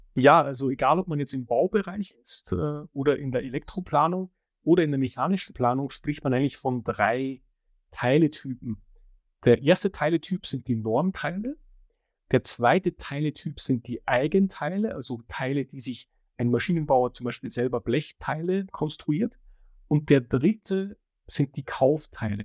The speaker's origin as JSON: {"language": "German", "country": "Austria", "said": "ich komme aus Österreich, da heißt BIM Straßenbahn"}